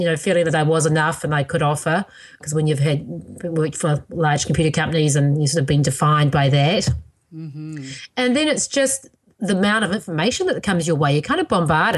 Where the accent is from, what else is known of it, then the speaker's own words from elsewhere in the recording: New Zealand; now in United States; my birth country of New Zealand